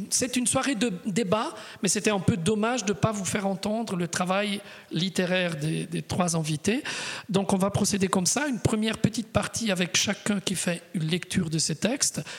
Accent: Switzerland; souvent quand on est suisse, on nous dit alors tu parles toutes les langues.

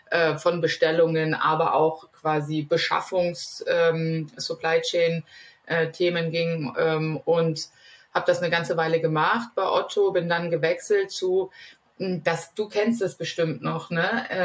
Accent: Northern Germany, Germany; geografisch komme ich aus Norddeutschland, wie der Name ja verrät

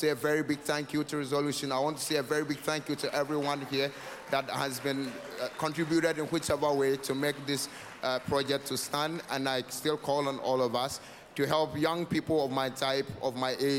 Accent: northern Ghana, Ghana; I'm from northern Ghana

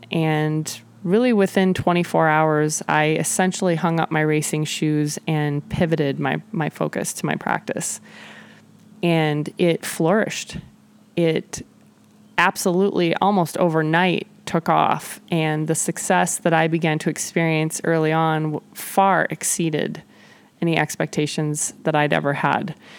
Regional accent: Nebraska, United States; moved away as an adult; also born or lived in Kansas City, Missouri / Mission, Kansas; I moved from Nebraska, where I was from and where I'd attended law school, to Kansas City, Missouri

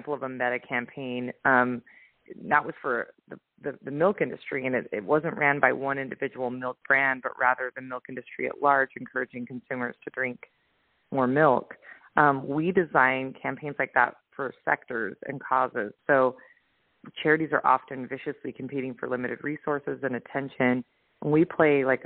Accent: Utah, United States; now in Oahu, United States; I'm originally from Utah. I'm living right now on the North Shore in Oahu.

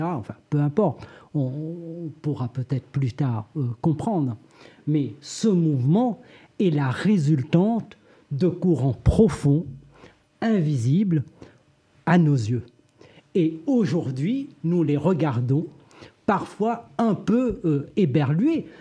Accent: Réunion; Je viens de l'île de la Réunion

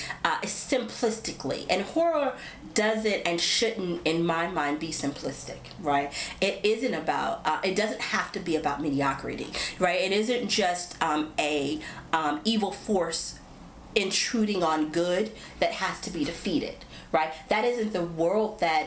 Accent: United States; being American

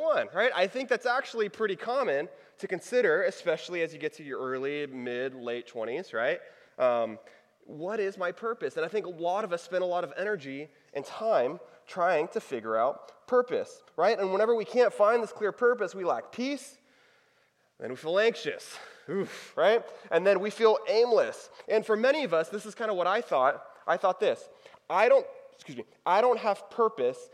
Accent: Texas, United States; moved away; I'm from Texas. I went to college in Texas.

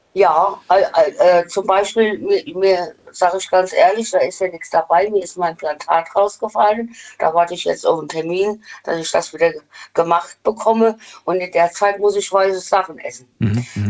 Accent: Westerwald, Rhineland-Palatinate, Germany; Aus dem Westerwald

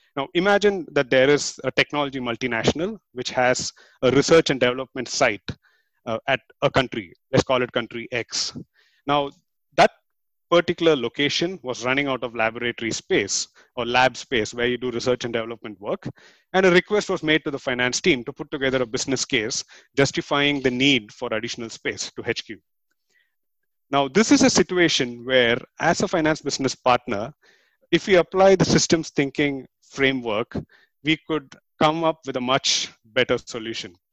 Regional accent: India; moved away as an adult; now in Singapore; I'm from India and I've been living in Singapore for the past 10 years

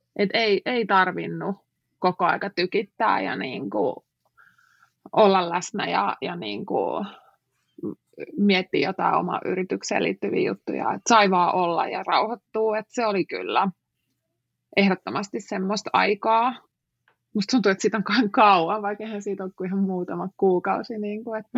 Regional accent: Finland; moved away as an adult; also born or lived in United States; mä oon Suomesta

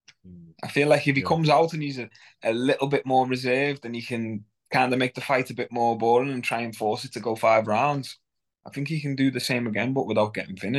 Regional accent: Nigeria; I'm Nigerian

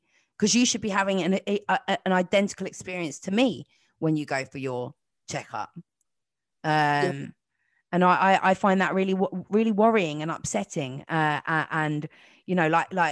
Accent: London, United Kingdom; I grew up in North London

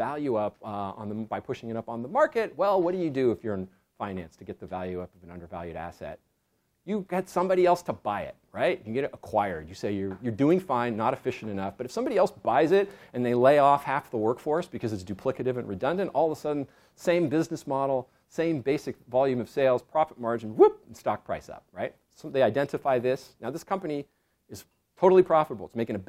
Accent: Pacific coast, United States; I used to fish just because I grew up on the Pacific coast

